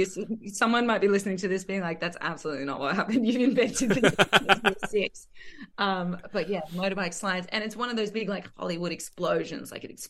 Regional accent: Condobolin, New South Wales, Australia; he was from my hometown in Condobolin

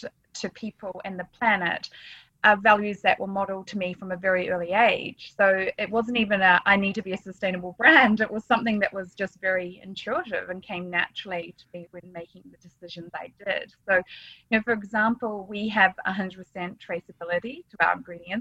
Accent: Nelson, New Zealand; I grew up in the South Island of New Zealand

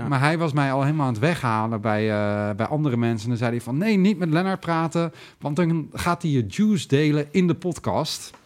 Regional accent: Lelystad, Flevoland, Netherlands; wij uit Lelystad komen

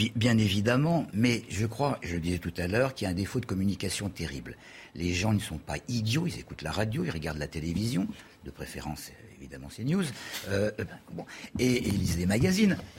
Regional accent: Paris, Île-de-France, France; en tant que Parisien

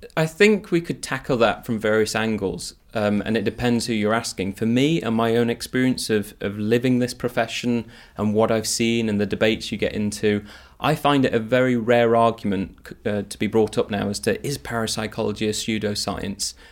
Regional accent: Nottingham, East Midlands, United Kingdom; growing up in Nottingham

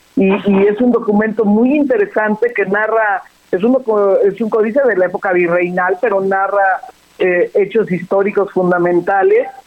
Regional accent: Jilotepec, State of Mexico, Mexico; nos trajeron a Jirotepec hace ya 60 años

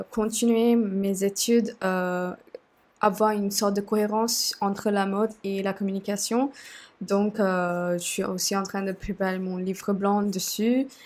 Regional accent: Sri Lanka; French is a second language; moved away as an adult; now in France; je viens du Sri Lanka, euh, j'ai 27 ans et depuis, euh, euh, je suis en France

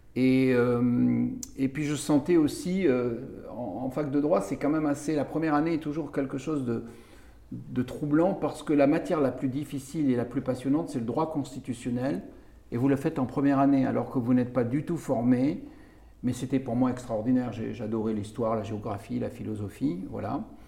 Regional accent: Béziers, Occitania, France; Donc, je suis biterrois. Je viens de Béziers. Je suis né à Béziers.

